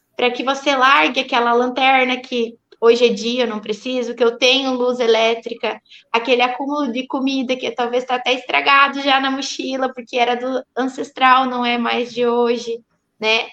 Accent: Pato Branco, Paraná, Brazil; Eu sou de Pato Branco

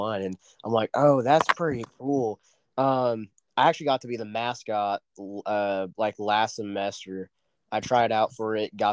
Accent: Oklahoma, United States; I'm from Oklahoma and rodeos are everywhere

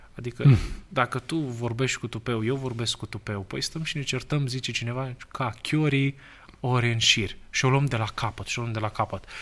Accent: Romania; noi, da, ca români

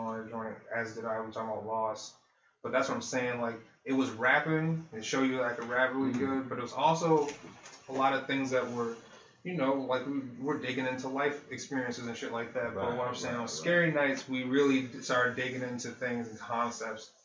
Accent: Buffalo, New York, United States; growing up in Buffalo

